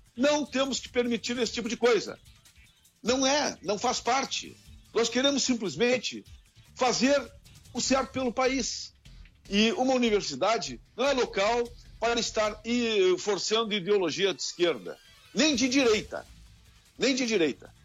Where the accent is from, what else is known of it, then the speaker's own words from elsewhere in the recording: Rio Grande do Sul, Brazil; Eu sou gaúcho